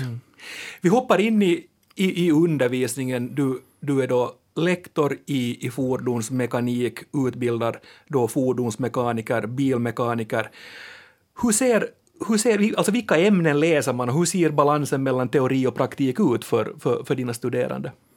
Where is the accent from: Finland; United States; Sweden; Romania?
Finland; Akku säger vi finlandssvenskar